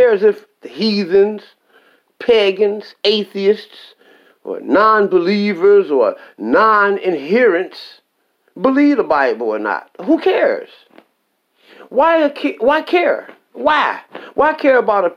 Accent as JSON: {"language": "English", "country": "United States", "said": "I'm American"}